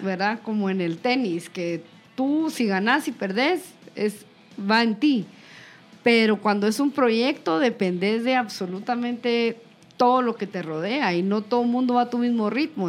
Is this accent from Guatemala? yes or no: yes; Guatemala